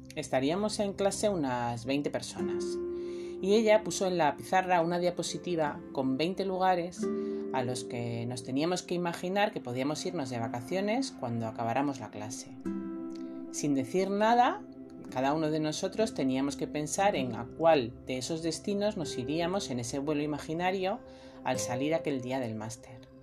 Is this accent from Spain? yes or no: yes; Almería, Andalusia, Spain; vengo de Almería